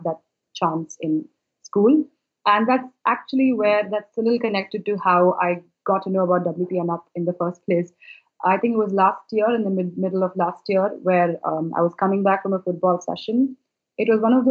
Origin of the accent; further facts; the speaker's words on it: Bangalore, Karnataka, India; I am from Bangalore, which is in India.